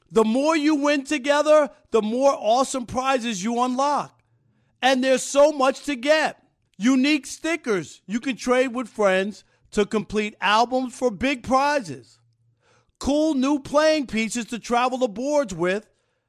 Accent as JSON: {"language": "English", "region": "New York", "country": "United States", "tie": "born or raised there", "said": "and Chris, I grew up in New York."}